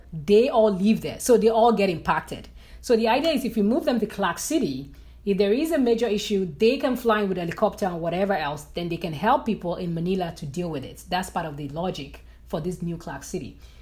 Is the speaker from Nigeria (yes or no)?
yes; Nigeria; moved away as an adult; as a Nigerian who moved abroad, there are a lot of issues in my country that led me to decide to, to move abroad